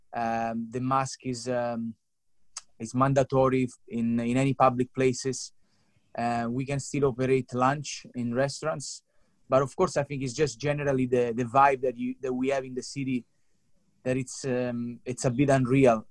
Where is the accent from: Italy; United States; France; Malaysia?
Italy; moved away as an adult; also born or lived in London; I'm from Italy.